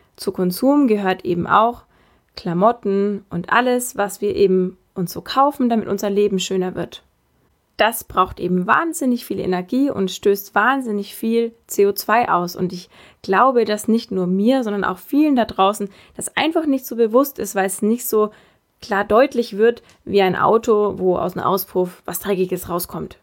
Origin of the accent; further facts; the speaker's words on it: Bavaria, Germany; bei uns in Bayern